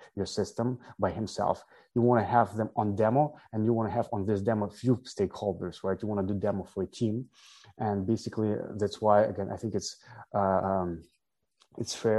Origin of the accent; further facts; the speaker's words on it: Ukraine; I'm originally from Ukraine